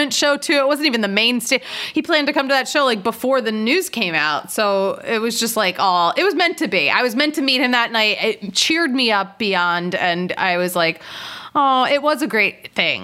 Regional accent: Philadelphia, Pennsylvania, United States; I'm from Philadelphia, suburb of Philadelphia.

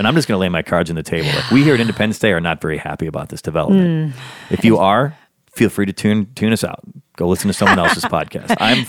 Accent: Chicago, Illinois, United States; moved away; from my favorite city, Chicago, Illinois, my hometown

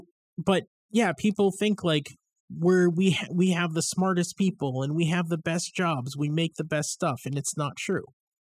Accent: United States; I'm American.

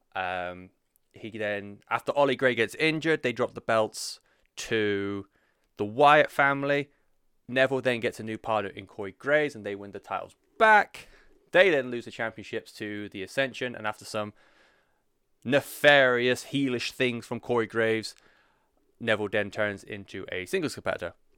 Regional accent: United Kingdom; as a European, uh, especially as someone who is, uh, unfortunately identifies as British.

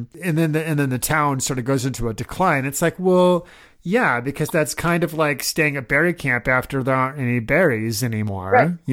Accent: Omaha, Nebraska, United States; moved away; I was born and raised in Omaha, Nebraska

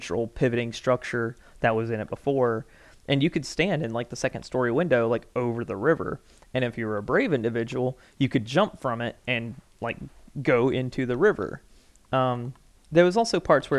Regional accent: Milledgeville, Georgia, United States; also born or lived in Ivy, Georgia; I'm from Millsville, they're like, oh, like, you're out from the middle of nowhere.

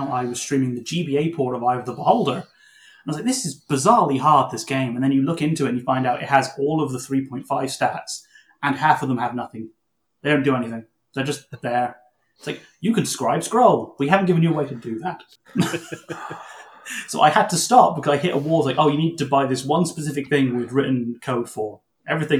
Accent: Canada; we're Canadian

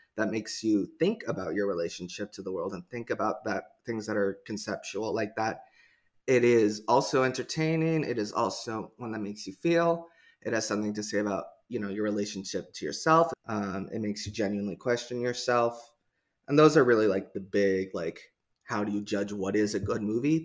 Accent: Portland, United States; I'm from Portland

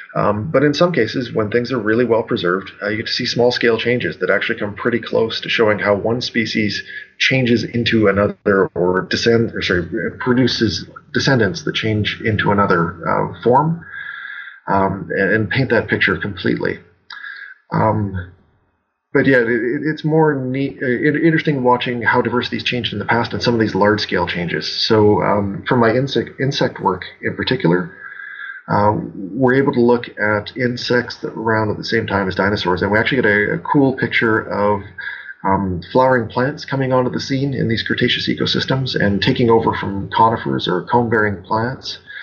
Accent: Alberta, Canada; moved away as an adult; now in Saskatchewan, Canada; I grew up in Alberta, the province uh, slightly to the west of Saskatchewan, where I'm currently working.

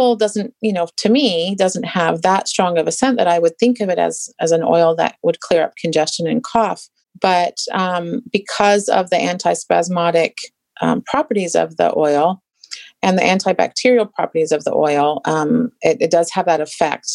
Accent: England, United Kingdom; moved away; I grew up in England

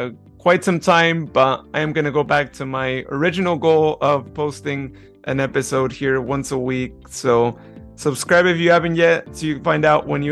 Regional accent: near Patterson, California, United States; I grew up near Patterson

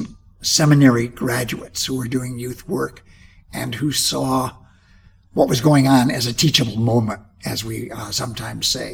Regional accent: Rochester, New York, United States; now in Claremont, United States; I grew up in the Northeast in Rochester, New York

